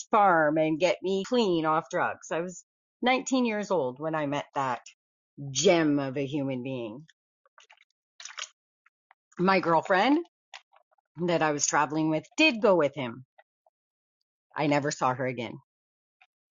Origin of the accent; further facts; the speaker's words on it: Canada; I'm a Canadian